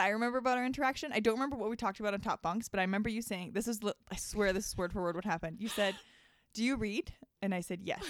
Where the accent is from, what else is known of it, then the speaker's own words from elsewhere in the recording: High River, Alberta, Canada; I grew up on High River, actually. So it's, like, thirty minutes south of Calgary